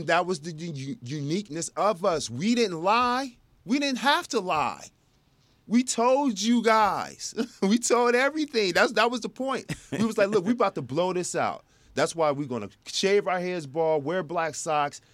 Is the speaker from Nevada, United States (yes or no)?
no; Plano, Texas, United States; also born or lived in South Bend, Indiana; I grew up and came out of Plano.